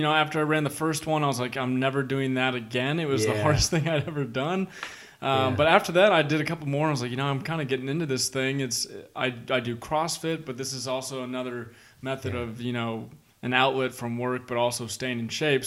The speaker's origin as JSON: {"language": "English", "town": "Atlanta", "region": "Georgia", "country": "United States", "also_born_or_lived": "Auburn, Alabama / Washington, D.C. / Casper, Wyoming", "moved": "yes", "lives_now": "San Antonio, United States", "said": "I'm from Atlanta, Georgia"}